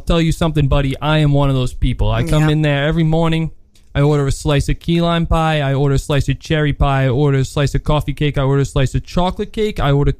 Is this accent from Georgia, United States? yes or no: no; New York City, New York, United States; As you may or may not know, I grew up on the Upper East Side, formerly known as the Upper West Side, formerly known as the boom.